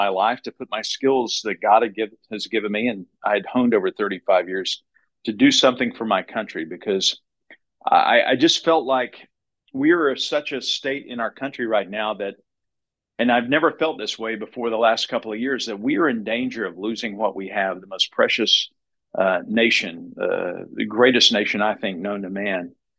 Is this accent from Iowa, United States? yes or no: no; Baytown, Texas, United States; moved away as an adult; also born or lived in Austin, Texas / Waco, Texas / West Palm Beach, Florida / Dallas, Texas; now in Kansas City, United States; So I'm originally from Baytown, Texas, 20 miles east of Houston. I grew up in the rice fields there.